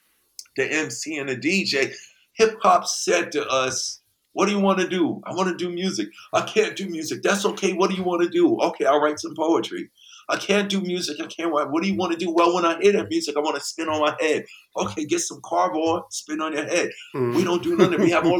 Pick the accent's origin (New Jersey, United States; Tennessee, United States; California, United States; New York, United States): New York, United States; New York City; also born or lived in Brooklyn; I was born in Brooklyn too. Yeah. Okay. I was a month old when I moved to Queens though.